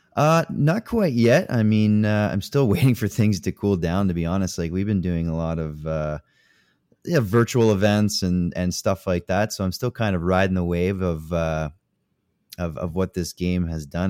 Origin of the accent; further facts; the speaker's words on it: Canada; I'm Canadian.